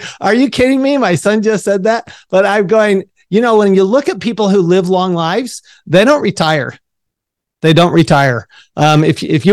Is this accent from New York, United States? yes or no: no; Salt Lake City, Utah, United States; I grew up in Salt Lake City, Utah